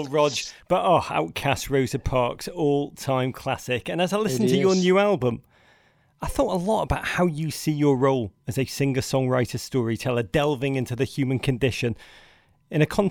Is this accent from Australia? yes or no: no; Liverpool, North West England, United Kingdom; accent: English; I grew up in Liverpool, England